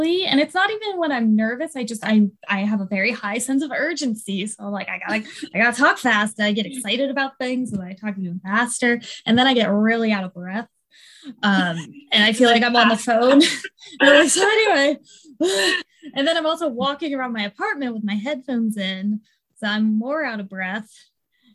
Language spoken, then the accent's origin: English; East Coast, United States; I'm from the East Coast